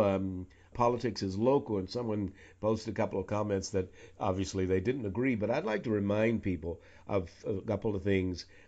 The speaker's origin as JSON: {"language": "English", "town": "New York City", "region": "New York", "country": "United States", "tie": "born or raised there", "also_born_or_lived": "Washington, D.C.", "said": "Sony Music in New York City, my hometown, for three years before moving to Washington, D.C., also a hometown of mine"}